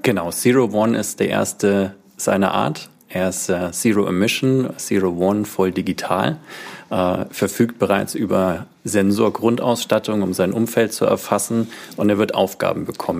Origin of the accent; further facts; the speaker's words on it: Landshut, Bavaria, Germany; now in Schleswig-Holstein, Germany; Niederbayern, Landshut